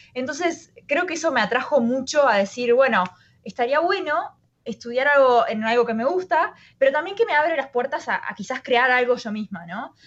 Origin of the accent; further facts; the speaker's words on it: Uruguay; moved away as an adult; now in San Francisco, United States; yo me, crié en Uruguay, nací en Uruguay